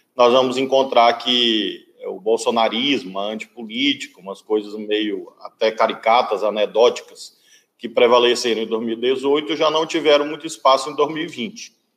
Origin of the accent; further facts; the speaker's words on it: Brazil; eu, como brasileiro